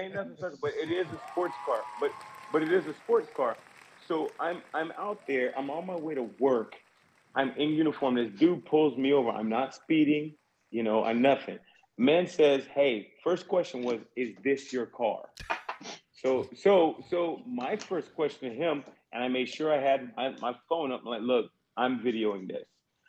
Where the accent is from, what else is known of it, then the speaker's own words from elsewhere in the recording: Southern United States, United States; I mean, look, I'm being from the South. That ain't nothing new, but still.